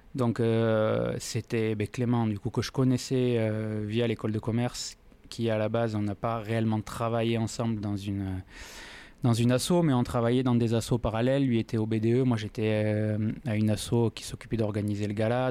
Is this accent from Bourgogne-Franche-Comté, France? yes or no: no; Toulouse, Occitania, France; also born or lived in Pau; je suis né à Toulouse euh, maintenant il y a 42 ans. J'ai pas quitté ma ville sauf pour les études.